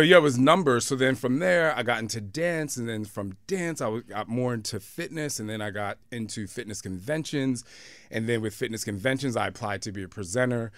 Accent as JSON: {"language": "English", "town": "Camden", "region": "New Jersey", "country": "United States", "said": "I came from Camden, New Jersey"}